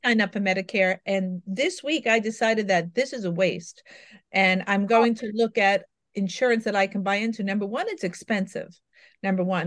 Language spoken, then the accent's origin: English; New York, United States; I'm a New Yorker by birth